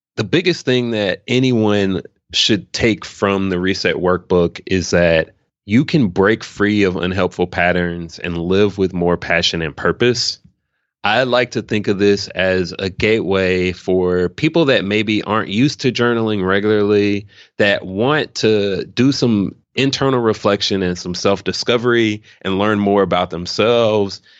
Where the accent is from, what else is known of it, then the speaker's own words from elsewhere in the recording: Memphis, Tennessee, United States; moved away as an adult; also born or lived in New Orleans, Louisiana; now in Austin, United States; I'm actually from Memphis, Tennessee originally. Grew up nine oh one proud, but I left, uh, when I turned eighteen